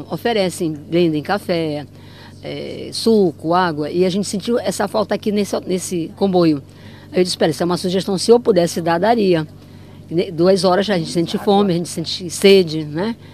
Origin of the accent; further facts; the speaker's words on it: Manaus, Amazonas, Brazil; somos de Manaus, do Amazonas.